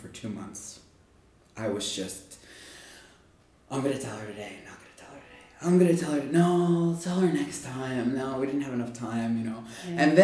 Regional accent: Long Island, New York, United States; I'm from Long Island, New York.

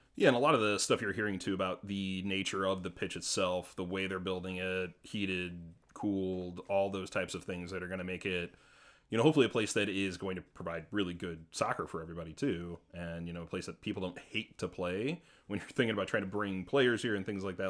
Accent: St. Louis, Missouri, United States; I'm a kid that grew up in Saint Louis

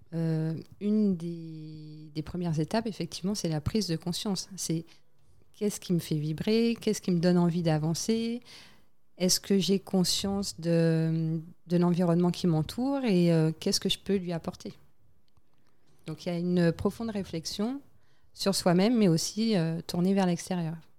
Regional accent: French Guiana; moved away as an adult; also born or lived in Île-de-France, France; j'avais grandi, j'ai passé euh, la majorité de ma vie scolaire, on va dire, dans, en Guyane.

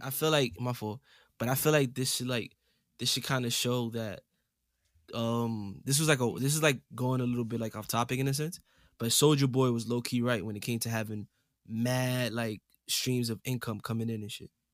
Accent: New York City, New York, United States; coming straight out the Boogie Down Bronx, New York City

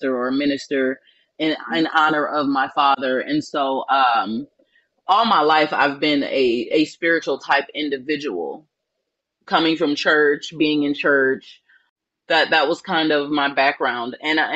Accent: New Orleans, Louisiana, United States; accent: southern; I grew up in New Orleans, Louisiana. And so that's my hometown.

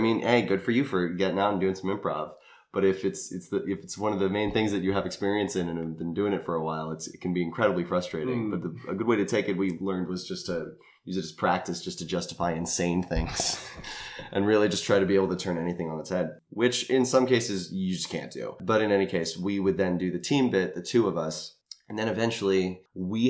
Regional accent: San Diego, California, United States; growing up in San Diego

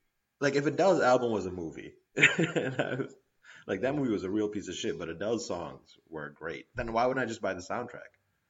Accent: Pakistan; as a Pakistani guy

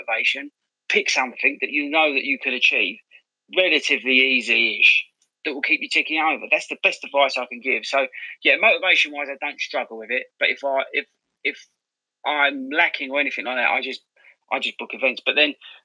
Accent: Southend-on-Sea, East of England, United Kingdom; I'm from Southend originally. I grew up there

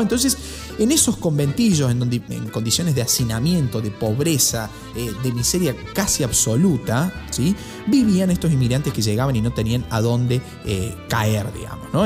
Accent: Argentina

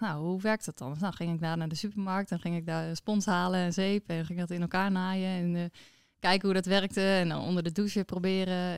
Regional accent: Noordwolde, Friesland, Netherlands; ik ben opgegroeid in Noordwolde. Het is een heel mooi eh, klein plaatsje onder in Friesland.

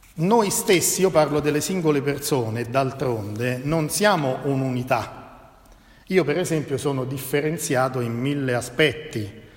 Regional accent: Italy; also born or lived in Genoa; noi italiani

